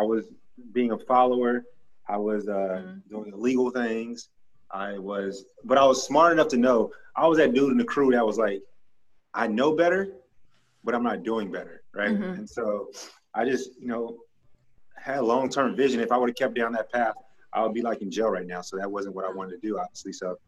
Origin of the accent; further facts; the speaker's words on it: Grand Prairie, Texas, United States; I am. I'm from Dallas, or specifically Grand Prairie, but people don't know Grand Prairie, so I just say Dallas.